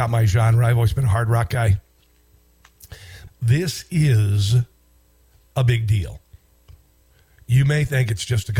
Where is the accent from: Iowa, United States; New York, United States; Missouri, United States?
Iowa, United States; when I was a kid, I grew up in Iowa